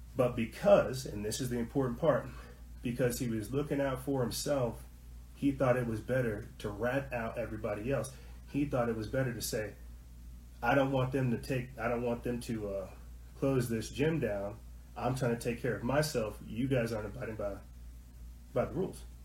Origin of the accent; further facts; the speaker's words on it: New Mexico, United States; I'm not from Colorado. I'm from New Mexico.